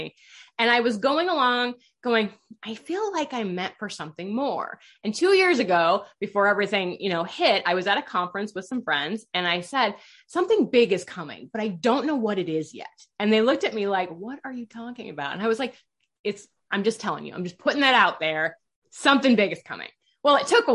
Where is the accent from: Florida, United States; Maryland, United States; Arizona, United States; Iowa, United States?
Iowa, United States; I grew up in Iowa.